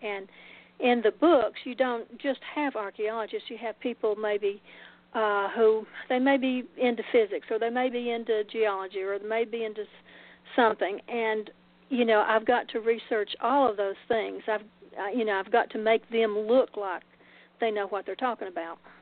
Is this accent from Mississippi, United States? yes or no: no; Oak Ridge, Tennessee, United States; moved away; also born or lived in Macon; We recently moved back to Oak Ridge, which is my Oak Ridge, Tennessee, which is my hometown